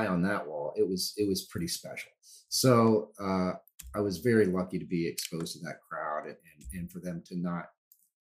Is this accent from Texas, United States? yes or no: yes; Dallas, Texas, United States; I'm from Texas, Dallas, great music tradition